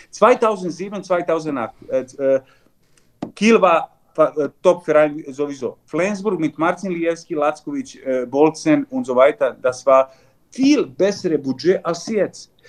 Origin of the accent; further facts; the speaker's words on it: Vojvodina, Serbia; German is a second language; eineinhalb Jahre Vizepräsident von Handballclub Vojvodina von Novi Sad. Das ist so ungefähr 20 Kilometer von meiner Heimat